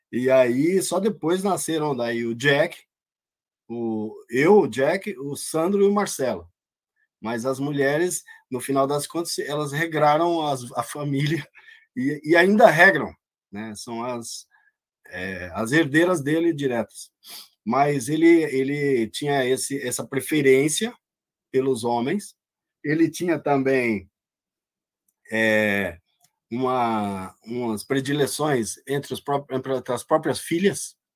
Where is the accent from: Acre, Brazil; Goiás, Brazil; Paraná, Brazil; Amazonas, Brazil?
Paraná, Brazil; de uma menina lá, lá na minha cidade, lá no Paraná